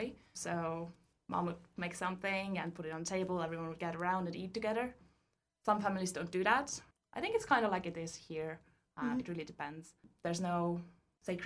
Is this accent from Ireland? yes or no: no; Tallinn, Harju County, Estonia; moved away as an adult; also born or lived in Tartu, Estonia / United Kingdom; when I was about 4 years old, we moved over to the capital, which is Tallinn. So I've lived there for most of my life